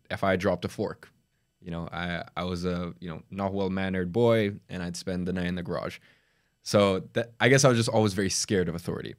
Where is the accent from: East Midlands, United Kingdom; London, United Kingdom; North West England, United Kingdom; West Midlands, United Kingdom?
London, United Kingdom; also born or lived in Dagestan, Russia; I moved to, uh, London when I was, like, four or five years old. I was from Russia